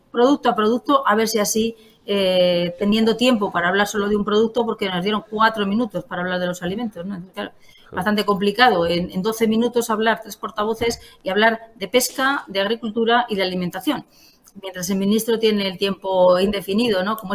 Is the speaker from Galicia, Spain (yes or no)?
no; Palencia, Castile and León, Spain; Yo soy de Palencia, como todos saben.